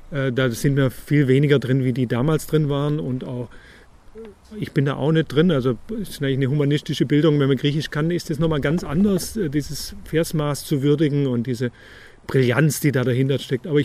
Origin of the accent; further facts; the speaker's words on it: Ulm, Baden-Württemberg, Germany; born or raised there; also born or lived in Tübingen; now in Münchhausen, Germany